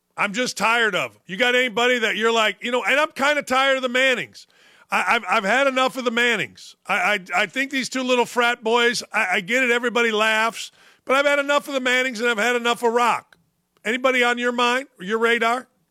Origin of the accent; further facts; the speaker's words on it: Gary, Indiana, United States; I grew up in Gary, Indiana.